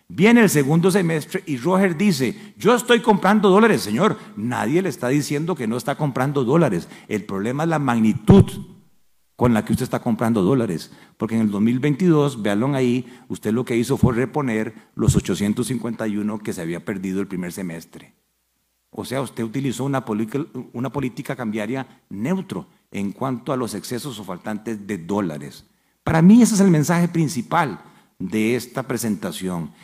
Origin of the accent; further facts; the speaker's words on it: Costa Rica; como cualquier costarricense